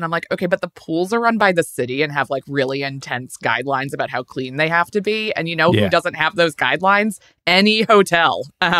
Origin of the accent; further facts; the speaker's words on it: Maryland, United States; now in New York, United States; I grew up in Maryland, but I've been here for 16 or 17 years now